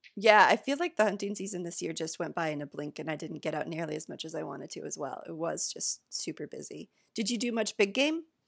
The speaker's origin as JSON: {"language": "English", "region": "Michigan", "country": "United States", "said": "I'm from Michigan as well"}